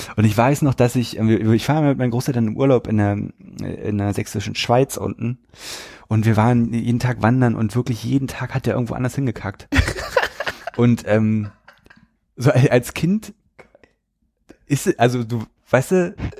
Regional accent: the East, eastern Germany, Germany; Ich komme aus dem Osten

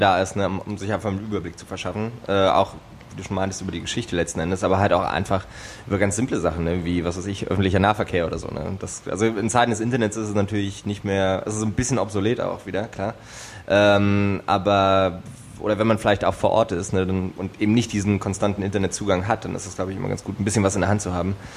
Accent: eastern Germany, Germany; now in Berlin, Germany; Also ich komme ja ursprünglich aus dem Osten.

